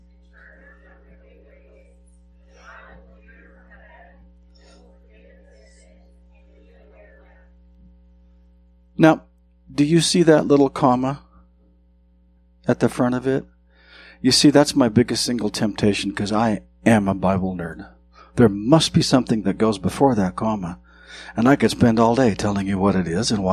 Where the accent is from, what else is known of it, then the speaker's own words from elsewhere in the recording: southwestern Montana, United States; moved away; I grew up in southwestern Montana